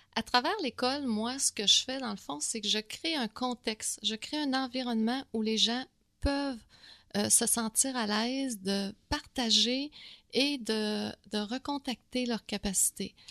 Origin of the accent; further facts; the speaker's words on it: Quebec City, Quebec, Canada; moved away as an adult; now in Montreal, Canada; je viens de Québec